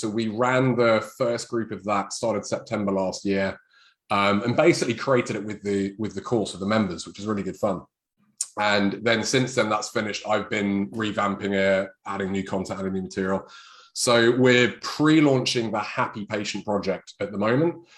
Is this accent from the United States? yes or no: no; United Kingdom; this is being British.